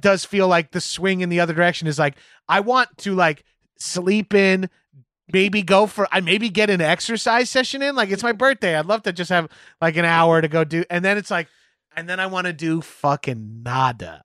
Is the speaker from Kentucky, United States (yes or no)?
no; New York, United States; now in Los Angeles, United States; as East Coast, as New Yorkers